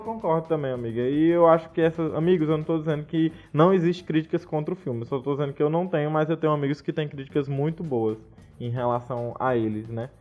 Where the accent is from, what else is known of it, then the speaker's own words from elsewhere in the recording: Brazil; enquanto brasileiros